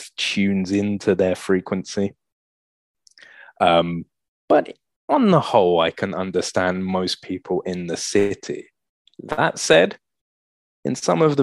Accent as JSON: {"language": "English", "region": "England", "country": "United Kingdom", "also_born_or_lived": "Andalusia, Spain", "moved": "as an adult", "lives_now": "Galicia, Spain", "said": "you're English, but you've lived in Spain, haven't you? In the south, no? So yeah, they can tell I've got an Andaluz accent"}